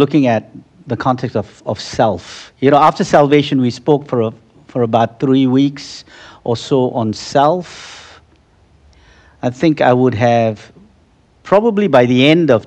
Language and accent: English; Malaysia; I come from Malaysia, and in Malaysia, you have the Muslims praying 5 hours a day